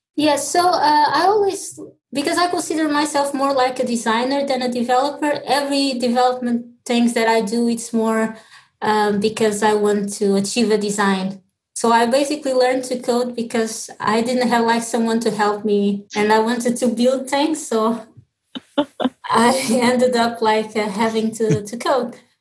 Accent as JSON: {"language": "English", "region": "Lisbon", "country": "Portugal", "tie": "born or raised there", "also_born_or_lived": "Mozambique", "moved": "as an adult", "lives_now": "Dublin, Ireland", "said": "was born in Mozambique, and my my father is Portuguese, my mother from Mozambique. So when I was like two years old, I moved to Lisbon"}